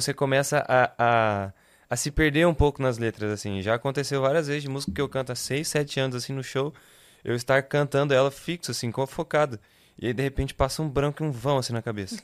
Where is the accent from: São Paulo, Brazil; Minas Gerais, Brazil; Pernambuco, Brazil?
São Paulo, Brazil; Votuporanga; moved away as an adult; Eu sou nascido e crescido em Votuporanga, interior de São Paulo